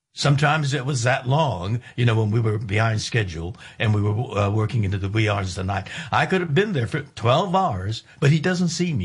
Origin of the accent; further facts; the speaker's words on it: United States; I'm an American